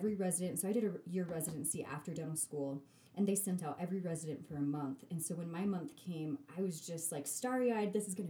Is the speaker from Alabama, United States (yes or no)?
no; Sandy, Utah, United States; I'm naive. I'm from Sandy, Utah.